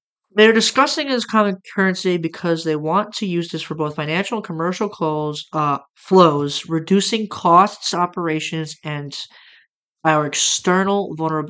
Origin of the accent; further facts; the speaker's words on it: United States; as an American